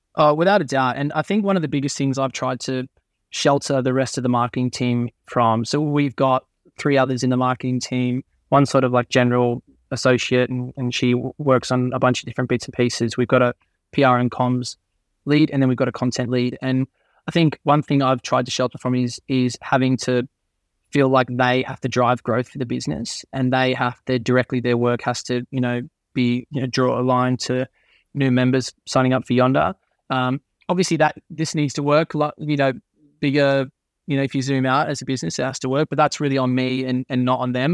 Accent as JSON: {"language": "English", "town": "Crookwell", "region": "New South Wales", "country": "Australia", "tie": "born or raised there", "also_born_or_lived": "United States", "moved": "as an adult", "lives_now": "United Kingdom", "said": "my dad used to run, always still runs a newspaper store in my hometown in Crookwell, uh, in Australia"}